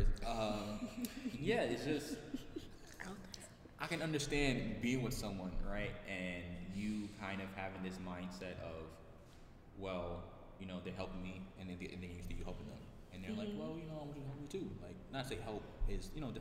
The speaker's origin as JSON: {"language": "English", "town": "New York City", "region": "New York", "country": "United States", "also_born_or_lived": "Bronx", "said": "I'm from Queens"}